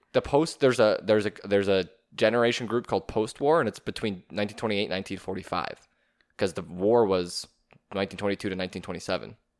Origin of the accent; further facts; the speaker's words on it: Canada; as a Canadian